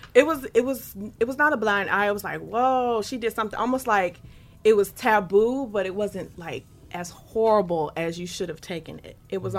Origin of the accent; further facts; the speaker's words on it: Detroit, Michigan, United States; growing up in Detroit